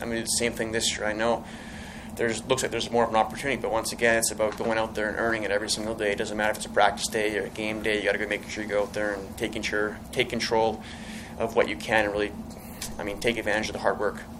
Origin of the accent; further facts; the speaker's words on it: Edmonton, Alberta, Canada; moved away; also born or lived in California; I was born in Edmonton, um, grew up there